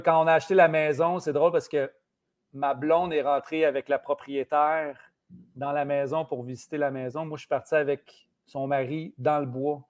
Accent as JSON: {"language": "French", "town": "Saint-Ours", "region": "Quebec", "country": "Canada", "lives_now": "Longueuil, Canada", "said": "on avait ça à Saint-Ours, on avait une cabane à sucre"}